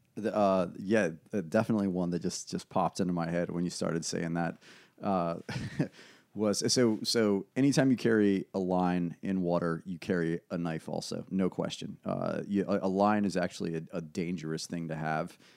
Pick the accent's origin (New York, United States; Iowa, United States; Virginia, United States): Virginia, United States; Ashland; also born or lived in West Coast; I was raised in Ashland